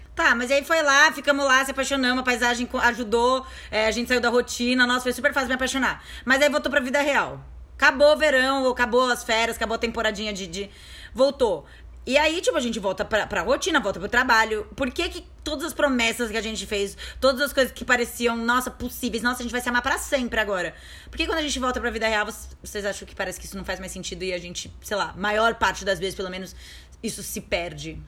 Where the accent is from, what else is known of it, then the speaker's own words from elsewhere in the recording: Guarujá, São Paulo, Brazil; a gente é, a gente é do Guarujá, a gente morou no Guarujá a nossa vida inteira